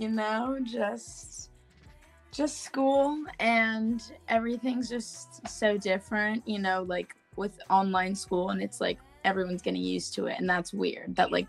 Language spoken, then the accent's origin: English; Jefferson City, Missouri, United States; born there; Well, I was born in Jefferson City, Missouri.